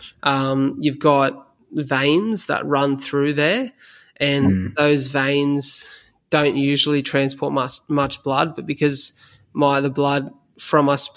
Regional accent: Australia; as an Aussie male

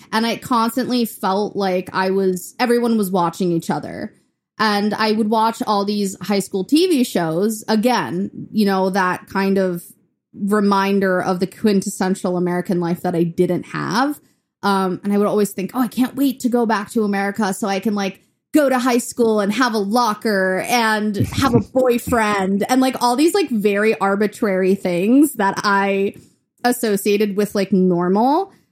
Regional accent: Chennai, Tamil Nadu, India; now in Memphis, United States; So that's when we moved from India to Memphis. And, and I was in Chennai, India, which is in the south.

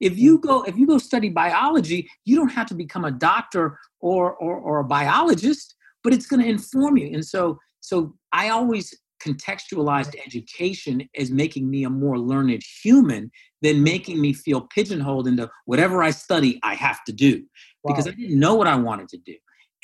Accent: California, United States; also born or lived in Iowa; I was born there. Eventually, my parents split up, moved out to California, the Bay Area, and then Sacramento, et cetera.

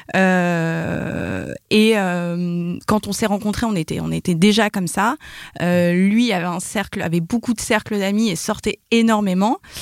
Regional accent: Paris, Île-de-France, France; je suis parisienne et j'ai 32 ans

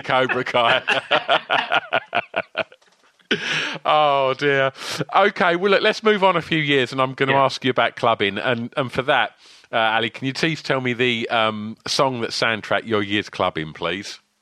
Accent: Essex, East of England, United Kingdom; my hometown in Essex

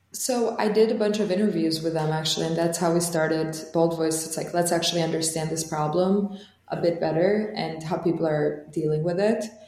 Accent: Tirana, Tirana County, Albania; English is a second language; moved away as an adult; now in United States; So I grew up in Tirana, which is the capital of Albania.

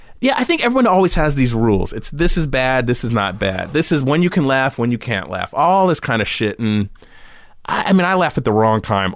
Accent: California, United States; growing up in California, you know, having a lemon tree in the backyard, you know?

